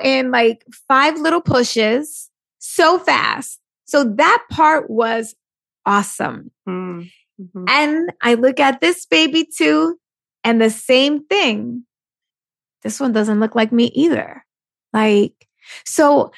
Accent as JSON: {"language": "English", "region": "New York", "country": "United States", "said": "I'm Puerto Rican from New York, raised by a single mom."}